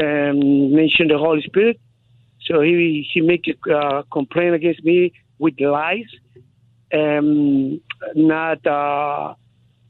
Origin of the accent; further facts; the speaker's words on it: Guatemala; moved away; I'm Guatemalan. I'm from Guatemala